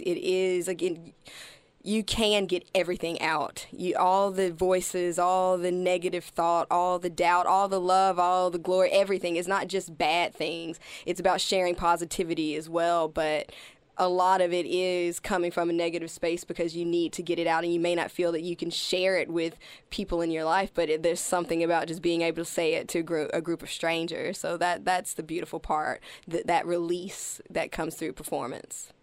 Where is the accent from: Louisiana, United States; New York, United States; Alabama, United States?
Alabama, United States; also born or lived in Arizona / Colorado; now in Melbourne, Australia; I grew up in Alabama